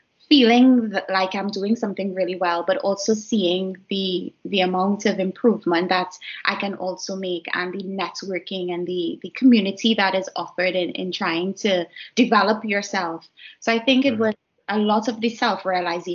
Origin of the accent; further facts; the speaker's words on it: Trinidad & Tobago; moved away as an adult; also born or lived in Edinburgh, United Kingdom; my home country of Trinidad and Tobago